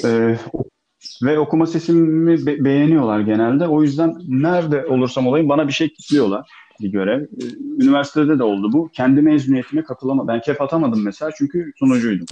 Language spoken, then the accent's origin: Turkish; Bodrum, Muğla, Turkey; also born or lived in Akyaka; Ben gerçi Çivril'de büyümedim. Ee, Bodrum'da büyüdüm ben.